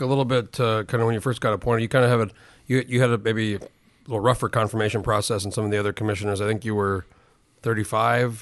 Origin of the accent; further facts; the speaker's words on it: New Mexico, United States; also born or lived in Chicago; I grew up in New Mexico, but we went back home a lot